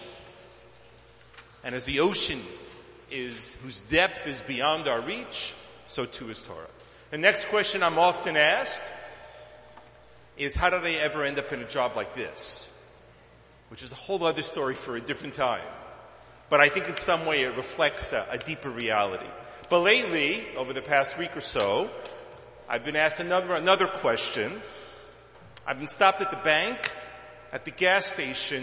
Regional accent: Tel Aviv, Tel Aviv District, Israel; moved away; also born or lived in Brooklyn, New York, United States / Jerusalem; I was born in Brooklyn, but I came of age in Tel Aviv. School and a whole lot of years of living there

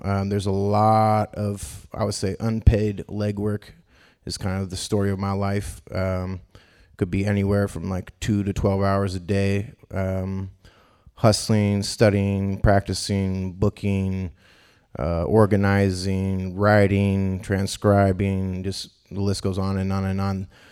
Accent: Davis, California, United States; also born or lived in Boston; now in Sacramento, United States; I grew up in Davis, California

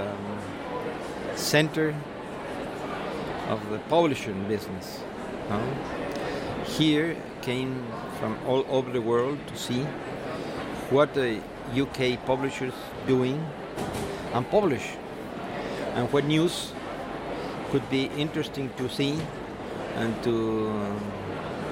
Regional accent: Mexico City, Mexico; I am publisher from Mexico City.

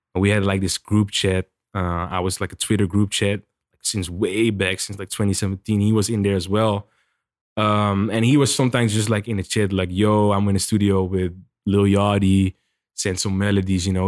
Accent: Netherlands; moved away as an adult; now in United States; I'm from the Netherlands and I just came here, just moved here

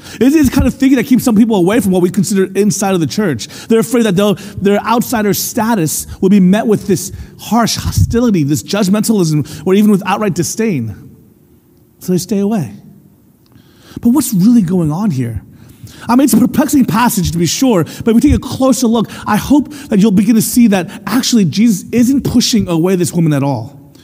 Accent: United States; first language English; I was born in America, raised to speak English, and my experience was one of being an American

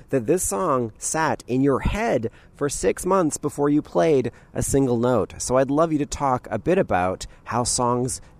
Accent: Ireland; I'm Irish

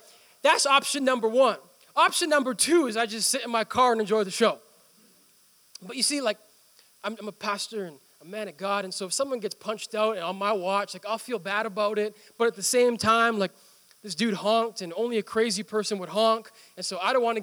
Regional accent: India; moved away; my home country

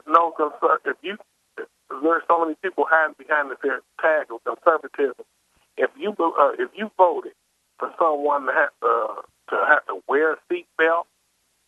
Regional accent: Indianapolis, Indiana, United States; I grew up here in Indy

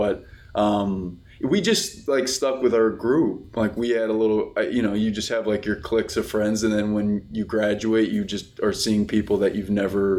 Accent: Plano, Texas, United States; also born or lived in Dallas, Texas; I was born and raised in Dallas, Texas. I grew up in a town just northeast of Dallas, actually, called Plano. Went to school there.

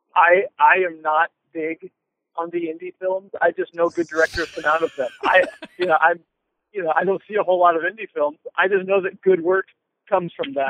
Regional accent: Ohio, United States; from Ohio

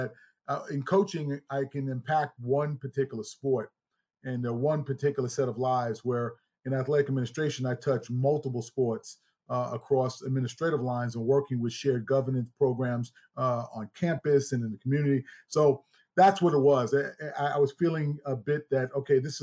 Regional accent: Huntington, New York, United States; moved away; also born or lived in Alabama; It'd be Huntington. Township of Huntington, proud Long Islander here

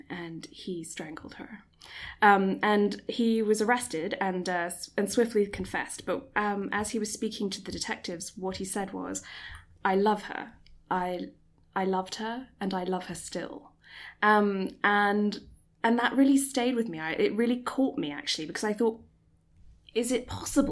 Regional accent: Singapore; moved away; I was born and raised in Singapore

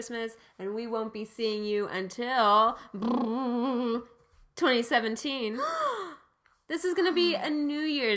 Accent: United States; we are American children who are not very cultured

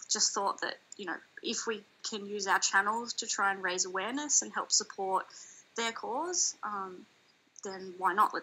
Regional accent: east coast of Australia, Australia; I grew up surfing along the east coast of Australia

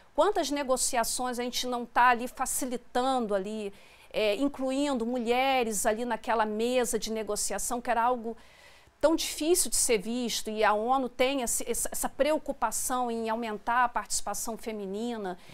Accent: Brazil; nós somos brasileiros

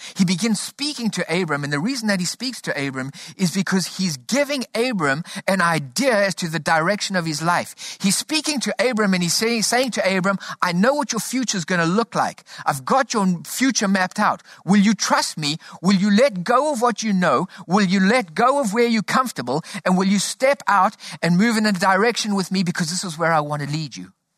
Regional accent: South Africa; Growing up in South Africa, we grew up under a political system called apartheid

